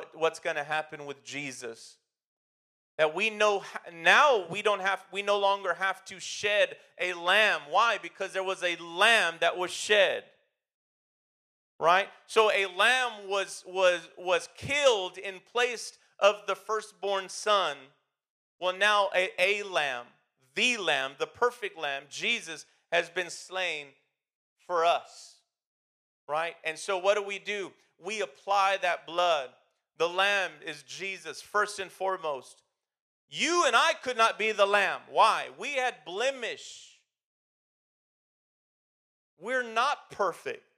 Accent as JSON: {"language": "English", "country": "United States", "said": "I've never lived in another country, but I do know in America, we tend to think we are better because we're American"}